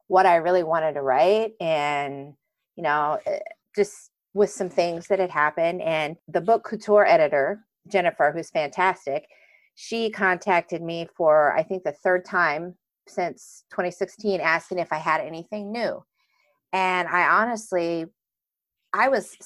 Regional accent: Southeast Iowa, United States; also born or lived in Indiana; I grew up in a small town, Southeast Iowa, much smaller actually than Stillwater.

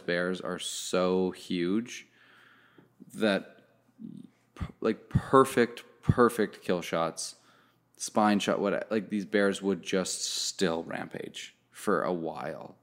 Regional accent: Canada; I'm Canadian

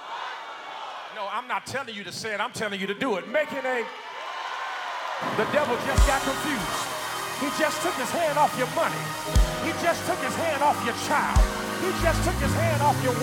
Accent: Gary, Indiana, United States; moved away; growing up in Gary, Indiana, which when I was growing up was the murder capital of the United States of America

